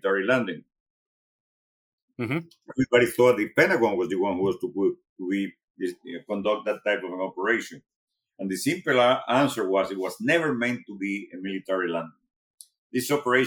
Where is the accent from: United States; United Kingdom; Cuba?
Cuba; Sancti Spíritus; moved away as an adult; very close to my hometown of Santi Espíritu